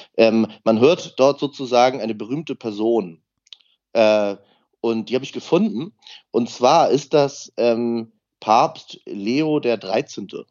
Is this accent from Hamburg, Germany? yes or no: yes; Hamburg, Germany; ich bin ja aus Hamburg, ähm, habe dann äh, erst meinen ersten Unterricht in Hamburg und in Lübeck dann als Jungstudent gehabt